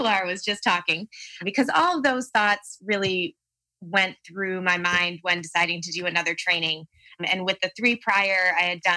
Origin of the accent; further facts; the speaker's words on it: Palatine, Illinois, United States; from Palatine, Illinois. So the northern suburbs of Chicago